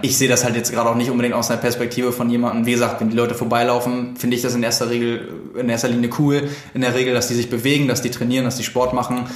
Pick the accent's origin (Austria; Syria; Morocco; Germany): Germany; Lübeck, Schleswig-Holstein; now in Hamburg, Germany; ich komme aus Lübeck